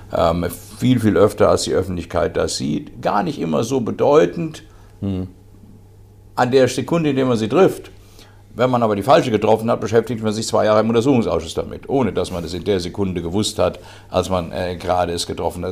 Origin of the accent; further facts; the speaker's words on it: Eschborn, Hesse, Germany; in meinem Heimatdorf, heute Heimatstadt Eschborn